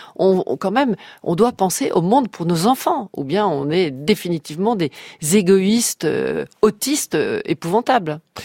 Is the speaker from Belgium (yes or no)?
yes; Brussels, Brussels-Capital Region, Belgium; j'ai eu mon enfance à Bruxelles